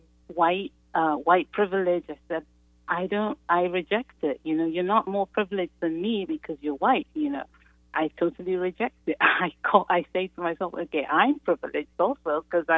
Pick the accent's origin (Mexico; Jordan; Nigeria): Nigeria; now in Chicago, United States; I'm originally from Nigeria, from a Muslim family.